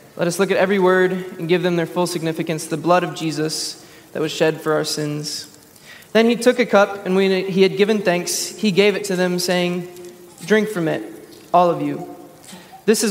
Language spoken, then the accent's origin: English; Texas, United States; as a Texan